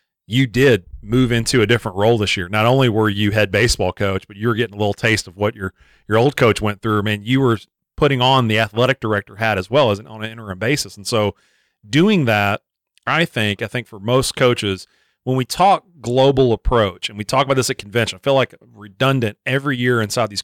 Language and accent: English; Frankfort, Kentucky, United States; growing up in Frankfort, right next door to Lexington